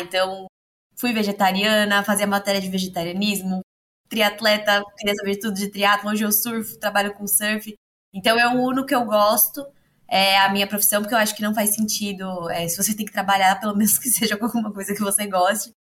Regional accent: Santos, São Paulo, Brazil; sou santista, moro aqui no litoral paulista

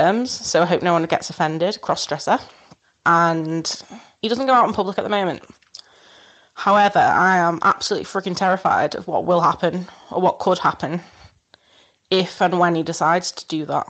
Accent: Wirral, North West England, United Kingdom; I'm actually from Wirral, which is over the Mersey from Liverpool

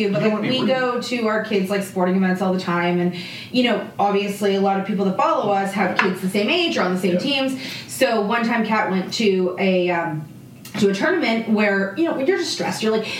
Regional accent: Toronto, Ontario, Canada; We're Canadian. Yeah. We're from Toronto.

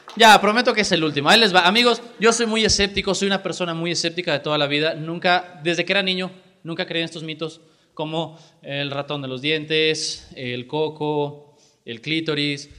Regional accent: Jalisco, Mexico; en Jalisco particularmente tenemos una demanda muy alta de políticos que sean muy capaces porque tenemos un estado muy diverso

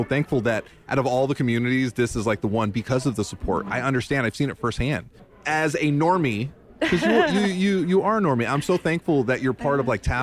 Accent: New York City, New York, United States; moved away; I was born in Little Puerto Rico, a.k.a. New York City

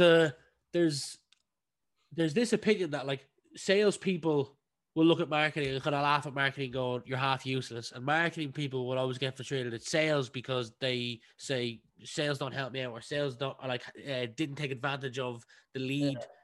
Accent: County Meath, Leinster, Ireland; we grew up in the same county, County Meath

